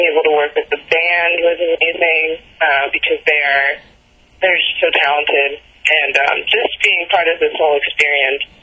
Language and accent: English; New York, United States; I'm from New York